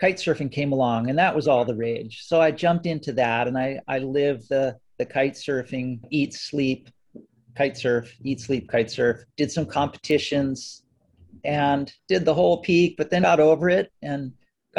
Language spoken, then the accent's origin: English; Kailua, Hawaii, United States; also born or lived in Enchanted Lakes; now in Maui, United States; I'm from Kailua boy, went to Kalaheo High School, grew up right near Kailua Beach